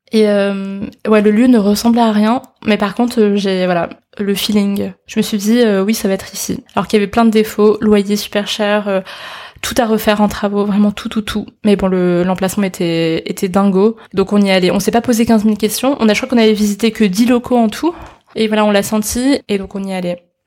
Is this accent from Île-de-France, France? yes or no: yes; Paris, Île-de-France, France; je suis chinoise d'origine, et euh, mais j'ai toujours grandi en France, à Paris, j'ai toujours été à l'école ici